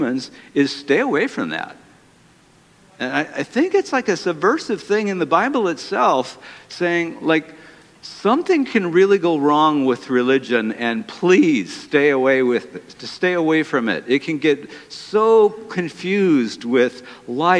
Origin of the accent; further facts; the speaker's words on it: Detroit, Michigan, United States; my hometown